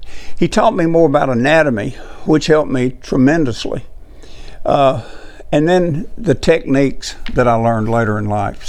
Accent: Tennessee, United States; my home state

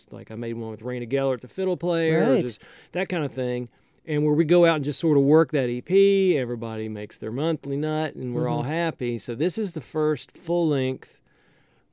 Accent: Shenandoah Valley, Virginia, United States; moved away as an adult; growing up in the Shenandoah Valley

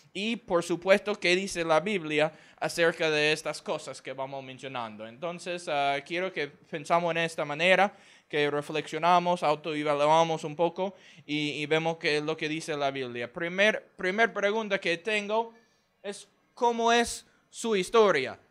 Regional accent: Houston, Texas, United States; Spanish is a second language; yo soy del estado de Texas, ah, en los Estados Unidos. La ciudad se llama Houston.

